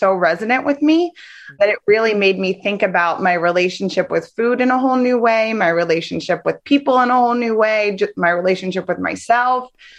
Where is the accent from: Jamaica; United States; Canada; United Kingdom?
United States; Tampa, Florida; Hi, I'm from Tampa. I have two little boys, ages 4 and 7.